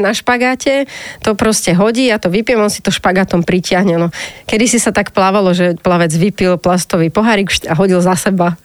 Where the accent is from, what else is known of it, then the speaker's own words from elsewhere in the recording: Banská Bystrica, Banská Bystrica Region, Slovakia; also born or lived in Bratislava; Ja som vyrastala v Banskej Bystrici, to som uh-huh. akože bratislavčanka, ale v 4 rokoch sme išli tam bývať, lebo mama bola z Bystrice